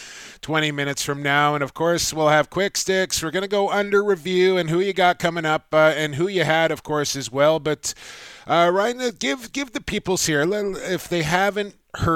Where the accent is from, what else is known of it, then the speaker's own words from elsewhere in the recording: Coquitlam, British Columbia, Canada; a good Coquitlam boy from my hometown